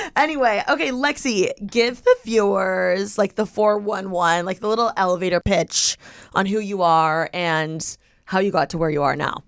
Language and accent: English; Midwest, United States; moved away; growing up in the Midwest